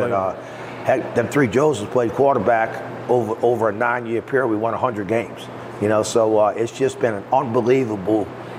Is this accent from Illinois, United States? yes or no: no; West Bank, Louisiana, United States; We're proud to say we're from the West Bank.